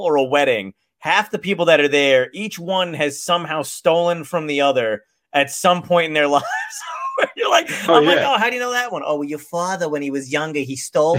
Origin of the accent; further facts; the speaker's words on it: New Jersey, United States; also born or lived in Brooklyn, New York / California; I was born in Brooklyn and then like raised primarily in like in New Jersey